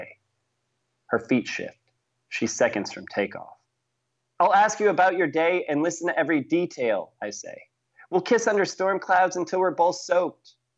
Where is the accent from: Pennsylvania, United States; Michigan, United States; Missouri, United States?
Missouri, United States; St. Louis; I'm from St. Louis